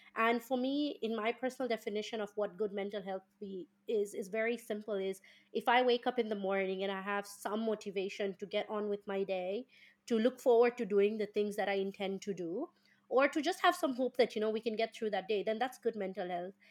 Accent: Kenya; moved away as an adult; now in United Kingdom; I come from Kenya, and in Kenya, and my background is an, is an Indian

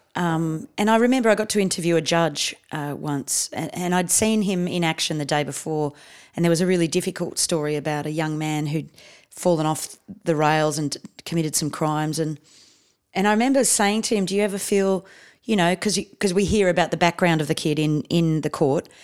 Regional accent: Canberra, Australian Capital Territory, Australia; moved away as an adult; also born or lived in India / South Coast, New South Wales; basically Canberra is my hometown.

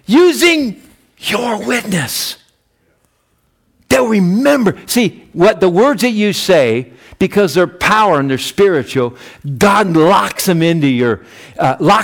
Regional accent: United States; I'm an American

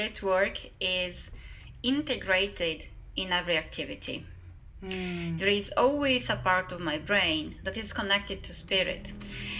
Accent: northeast Italy, Italy; I am from Northeast Italy

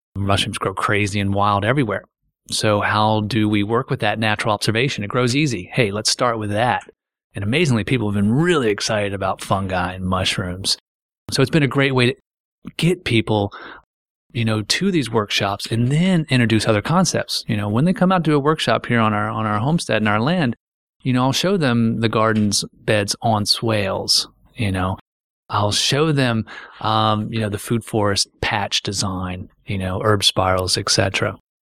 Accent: Frederick, Maryland, United States; So I've watched the old farms and, and, and fields I grew up playing in turn into the, these lawns

